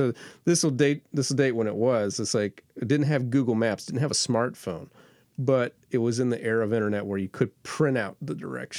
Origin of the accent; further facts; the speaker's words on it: Florida, United States; I'm a native Floridian, but, you know, I'm from the Panhandle, so it's like a completely different state.